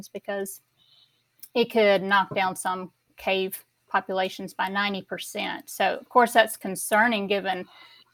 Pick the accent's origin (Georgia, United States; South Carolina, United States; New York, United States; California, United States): Georgia, United States; Southwest; I grew up in Southwest Georgia, and I grew up on a farm